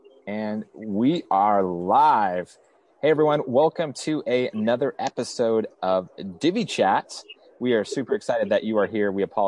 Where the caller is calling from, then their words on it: San Clemente, California, United States; I am broadcasting from San Clemente, California.